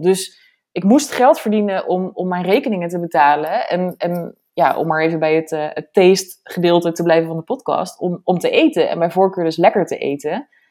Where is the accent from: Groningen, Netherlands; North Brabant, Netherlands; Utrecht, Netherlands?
Utrecht, Netherlands; area around Zeist; moved away as an adult; de omgeving van waar ik vandaan kom